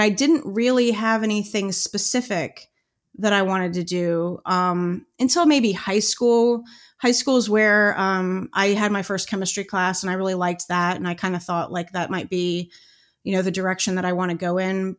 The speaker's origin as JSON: {"language": "English", "town": "Cincinnati", "region": "Ohio", "country": "United States", "tie": "born or raised there"}